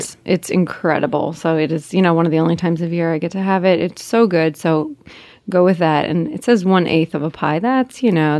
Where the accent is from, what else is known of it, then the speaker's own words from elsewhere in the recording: New Jersey, United States; I'm from Jersey.